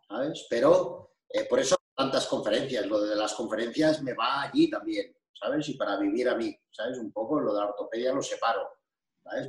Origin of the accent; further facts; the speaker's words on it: Andorra; soy de Andorra.